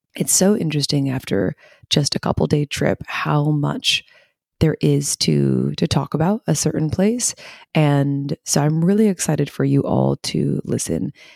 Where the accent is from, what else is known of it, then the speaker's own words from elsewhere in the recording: United States; now in Sydney, Australia; being an American